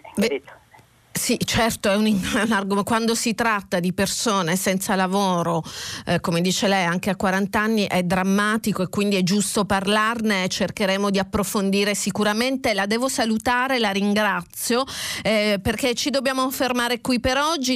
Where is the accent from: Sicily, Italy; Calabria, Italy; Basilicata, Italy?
Sicily, Italy; Catania; da catanese, da, eh, quindi Sicilia orientale a un passo da casa mia